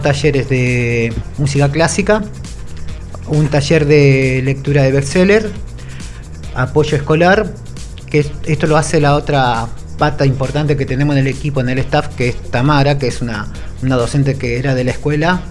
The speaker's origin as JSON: {"language": "Spanish", "town": "San Francisco Solano", "region": "Buenos Aires Province", "country": "Argentina", "tie": "born or raised there", "said": "me crié en un barrio en Clay el Solano un barrio que es re futbolero"}